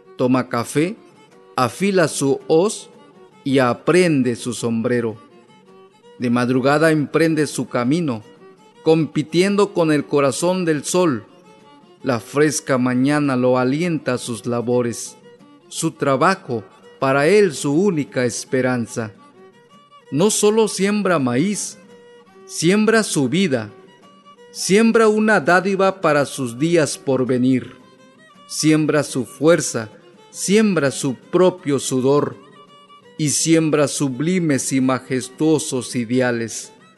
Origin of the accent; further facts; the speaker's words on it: Tlacoachistlahuaca, Guerrero, Mexico; first language Amuzgo (Ñomndaa); Spanish is a second language; soy de Tlacuachistlahuaca, Guerrero.